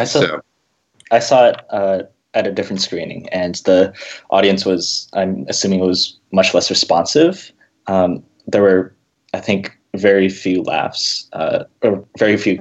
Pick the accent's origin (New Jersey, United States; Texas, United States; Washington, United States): Washington, United States; Seattle area; I grew up around here, and I lived here for five years